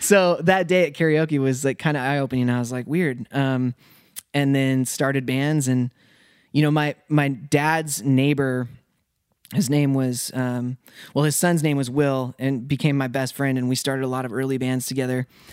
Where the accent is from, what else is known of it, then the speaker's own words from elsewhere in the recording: Spokane, Washington, United States; moved away as an adult; also born or lived in Dallas, Texas; I was, like, raised there